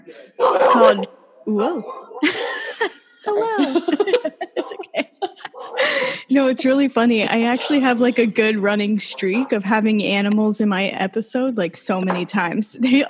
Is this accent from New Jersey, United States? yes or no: no; Virginia, United States; now in New York, United States; I grew up in Virginia. So it's so humid.